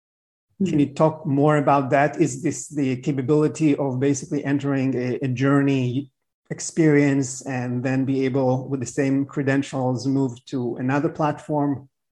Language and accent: English; Miami, Florida, United States; My hometown. Yep.